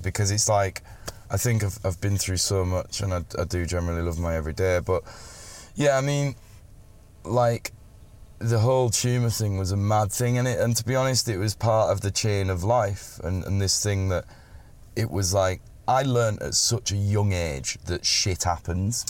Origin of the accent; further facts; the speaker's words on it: Settle, Yorkshire and the Humber, United Kingdom; moved away; also born or lived in London; And I'm from Settle. Yeah, which right, is this yeah, little tiny little town in the middle of the North Yorkshire Dales.